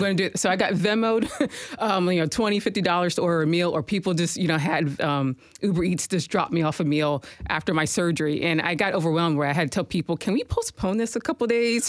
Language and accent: English; Harrisburg, Pennsylvania, United States; moved away as an adult; now in Nashville, United States; I came from Harrisburg, Pennsylvania. That's my hometown